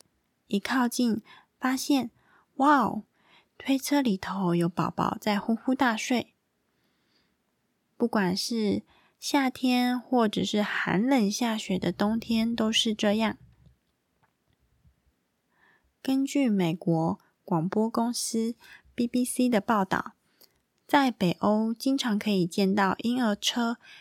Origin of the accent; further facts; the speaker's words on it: Taiwan; 跟我们台湾人一样